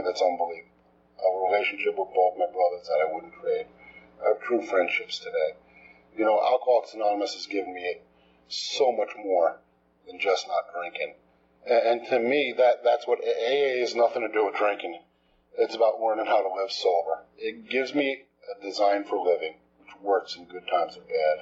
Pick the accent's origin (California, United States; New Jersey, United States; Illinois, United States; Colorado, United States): New Jersey, United States; moved away as an adult; also born or lived in Texas; I'm from New Jersey. Just moved here.